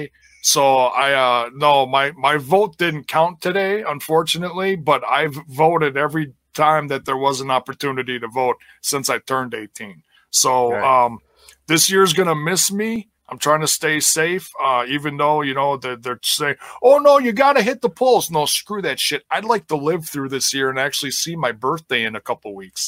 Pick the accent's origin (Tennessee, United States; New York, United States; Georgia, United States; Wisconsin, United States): Wisconsin, United States; Milwaukee; also born or lived in Brookfield, Wisconsin; I was raised in Milwaukee, and we moved out to Brookfield back in 93.